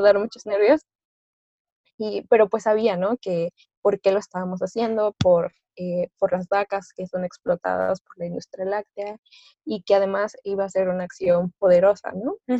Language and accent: Spanish; Orizaba, Veracruz, Mexico; moved away as an adult; now in Puebla, Mexico; yo soy de Veracruz, soy de Orizaba, Veracruz, pero actualmente estoy estudiando en Puebla.